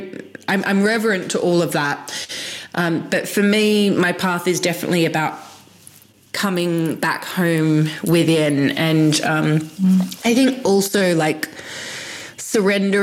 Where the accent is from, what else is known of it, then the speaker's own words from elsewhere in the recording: Sydney, New South Wales, Australia; I grew up in Sydney in Australia